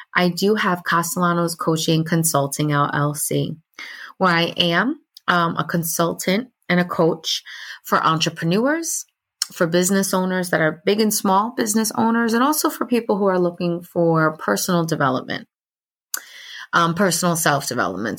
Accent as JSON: {"language": "English", "area": "Orange County", "region": "New York", "country": "United States", "tie": "born or raised there", "said": "I grew up in Orange County, New York"}